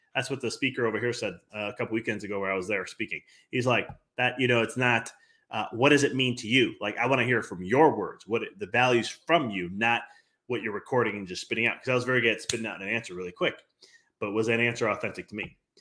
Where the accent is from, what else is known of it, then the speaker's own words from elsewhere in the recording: Chicago, Illinois, United States; I come from Chicago